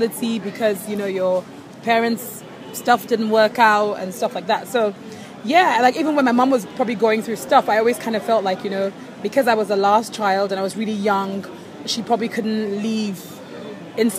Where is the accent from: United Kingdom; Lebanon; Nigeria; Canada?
Nigeria; as a Nigerian woman